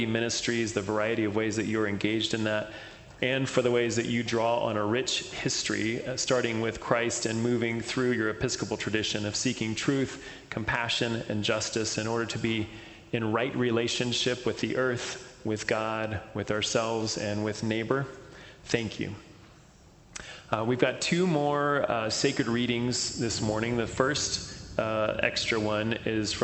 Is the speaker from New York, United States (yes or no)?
no; Texas, United States; I grew up in Texas